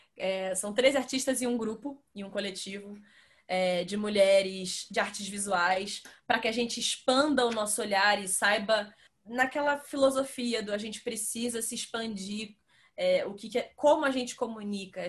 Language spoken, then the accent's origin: Portuguese; Rio de Janeiro, Brazil; moved away as an adult; now in São Paulo, Brazil; eu sou do Rio